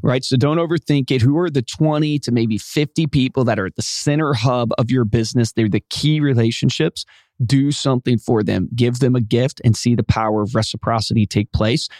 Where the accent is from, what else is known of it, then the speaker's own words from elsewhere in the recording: Virginia, United States; where I grew up in Virginia